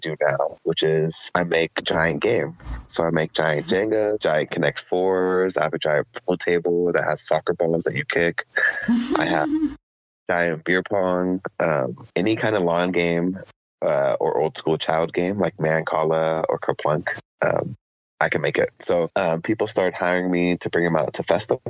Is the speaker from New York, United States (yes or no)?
no; Oceanside, California, United States; also born or lived in Chula Vista, California / Panama; now in San Diego, United States; a young lady that I grew up with in Oceanside and went to preschool together all the way through high school